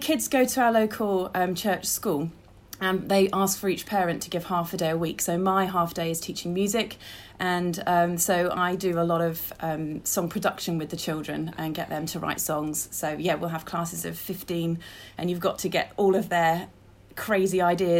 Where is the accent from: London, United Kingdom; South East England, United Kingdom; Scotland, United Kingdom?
South East England, United Kingdom; Witney; I'm from Whitney in West Oxfordshire, in the beautiful Cotswolds.